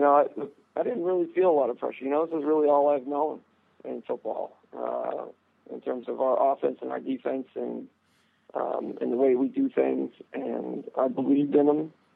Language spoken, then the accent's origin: English; Texas, United States; now in Vermont, United States; growing up in Texas